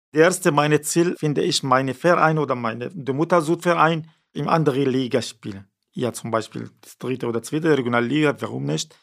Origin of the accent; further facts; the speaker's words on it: Syria; German is a second language; now in Neubrandenburg, Germany; wir nach Syrien zurückfahren oder hier bleiben, natürlich Deutschland ist meine Heimat